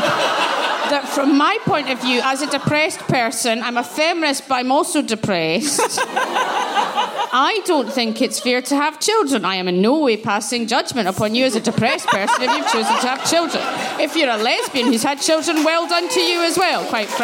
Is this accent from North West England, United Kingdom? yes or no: no; Glasgow, Scotland, United Kingdom; I grew up in Glasgow